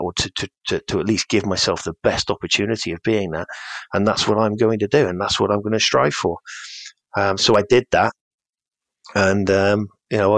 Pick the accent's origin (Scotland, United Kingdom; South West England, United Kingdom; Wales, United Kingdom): South West England, United Kingdom; Cornwall; the village where I grew up in Cornwall